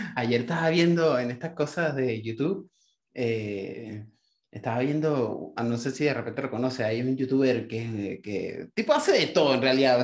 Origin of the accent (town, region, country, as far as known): Puerto La Cruz, Anzoátegui, Venezuela; moved away